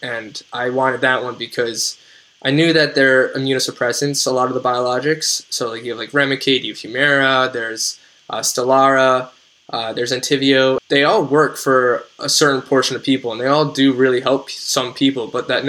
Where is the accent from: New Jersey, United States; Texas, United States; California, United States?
New Jersey, United States; So I'm from New Jersey. So I could only get my infusion in New Jersey with my plan.